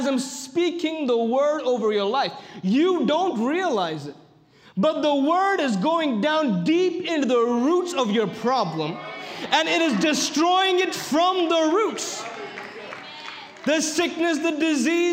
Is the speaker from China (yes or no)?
no; India; I come from India.